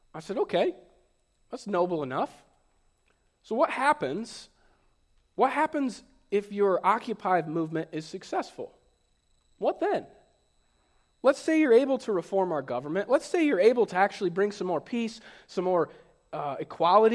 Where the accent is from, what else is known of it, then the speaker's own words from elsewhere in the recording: United States; moved away as an adult; also born or lived in Cleveland, Ohio; now in Henry County, United States; I grew up in Fulton County